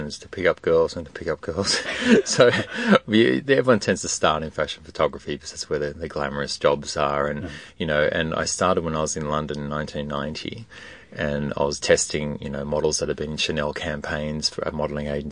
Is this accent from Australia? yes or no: yes; Australia; growing up in Australia